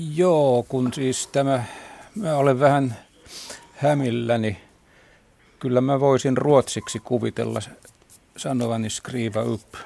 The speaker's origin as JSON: {"language": "Finnish", "town": "Kotka", "region": "Kymenlaakso", "country": "Finland", "tie": "born or raised there", "said": "Minä olen Karhulasta kotoisin, niin kuin oli mummonikin"}